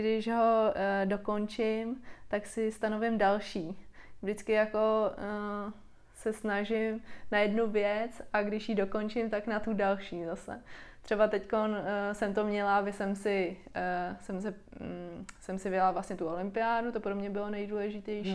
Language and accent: Czech; Czechia; u nás v Čechách